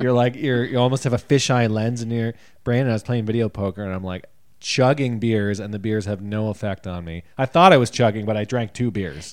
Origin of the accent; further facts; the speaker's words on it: Canada; we've been labeled Canadians when we come off stage, even though we don't say we're Canadian on stage